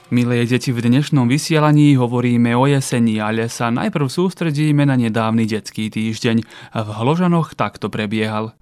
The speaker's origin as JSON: {"language": "Slovak", "town": "Lug", "region": "Vojvodina", "country": "Serbia", "said": "Ja som z Lúgu."}